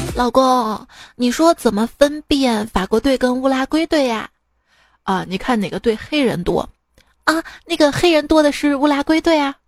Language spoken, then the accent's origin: Chinese; Shaanxi, China; 用我们陕西话来说呢